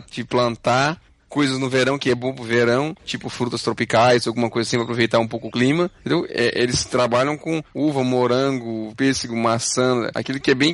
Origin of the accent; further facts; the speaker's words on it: Brazil; now in Quebec, Canada; a gente vem do Brasil.